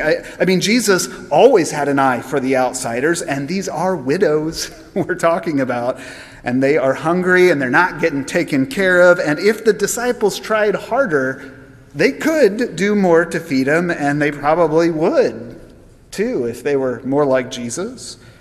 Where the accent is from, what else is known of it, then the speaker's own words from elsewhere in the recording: United States; as American Christians